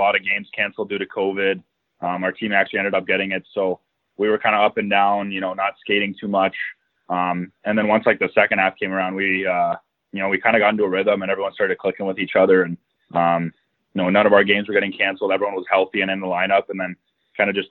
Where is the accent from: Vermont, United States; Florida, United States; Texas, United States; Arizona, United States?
Arizona, United States; Phoenix; I actually grew up in Phoenix, Arizona